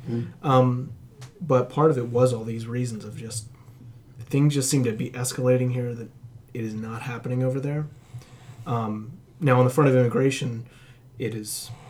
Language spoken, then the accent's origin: English; United States; moved away as an adult; now in Australia; But I still felt my own privilege, even just coming in as an American, because all I needed was $5,000 and a college degree.